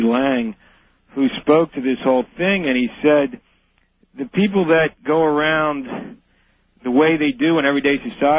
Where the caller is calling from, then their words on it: King of Prussia, Pennsylvania, United States; I'm calling from King of Prussia, Pennsylvania.